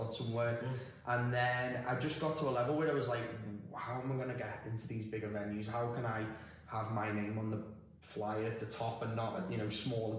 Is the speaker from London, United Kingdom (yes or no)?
no; Liverpool, North West England, United Kingdom; moved away as an adult; now in Dubai, United Arab Emirates; I'm from Liverpool originally, and I've lived in Dubai just over 7 years now.